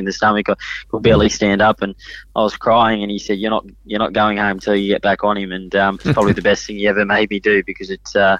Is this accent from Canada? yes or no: no; Sydney, New South Wales, Australia; also born or lived in Hong Kong; we grew up in Paul's stable